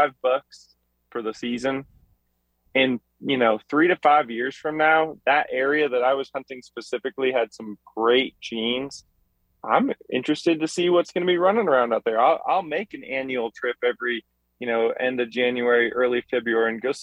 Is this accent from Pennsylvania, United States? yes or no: no; Massachusetts, United States; moved away as an adult; also born or lived in New Mexico / Florida / England; now in Missouri, United States; I grew up, I was born and raised in Massachusetts, and then I joined the military at 18, and I never went back there.